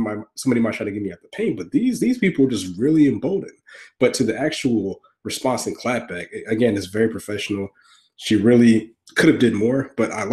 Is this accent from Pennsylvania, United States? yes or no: no; Augusta, Georgia, United States; moved away; I'm a Southerner from Augusta